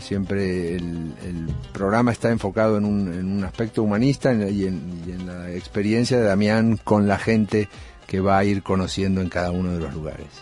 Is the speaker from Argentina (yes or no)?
yes; Argentina; por ser argentino